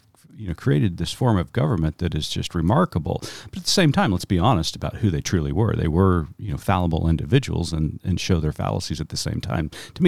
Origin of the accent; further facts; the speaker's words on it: Tulsa, Oklahoma, United States; I grew up in Tulsa, Oklahoma. I'm a citizen of the Muscogee Creek Nation.